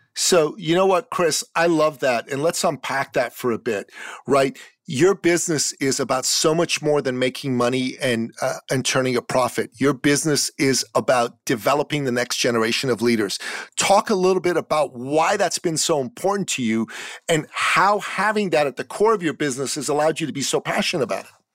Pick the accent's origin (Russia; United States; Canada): Canada; in my home country of Canada